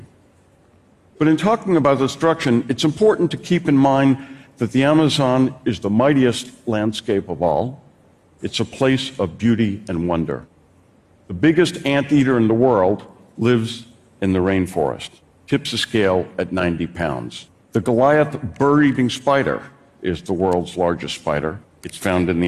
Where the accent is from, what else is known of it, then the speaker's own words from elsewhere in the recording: New Orleans, Louisiana, United States; in my hometown of New Orleans